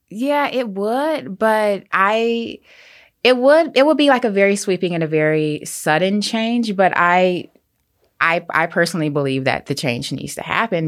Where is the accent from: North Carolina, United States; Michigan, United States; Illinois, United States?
Michigan, United States; Detroit; now in New York City, United States; I grew up in a, like, very lower-income inner city community